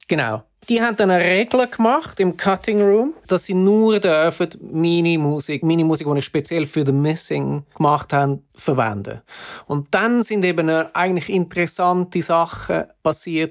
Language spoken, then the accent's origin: German; Zurich, Switzerland; moved away as an adult; also born or lived in Hamburg; now in London, United Kingdom; vorher bin ich in Zürich aufgewachsen